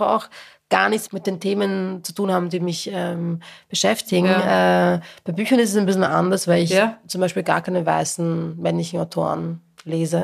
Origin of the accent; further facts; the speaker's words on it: a working-class town in Lower Austria, Austria; moved away as an adult; now in Vienna, Austria; ich komme aus einer niederösterreichischen Arbeiterstadt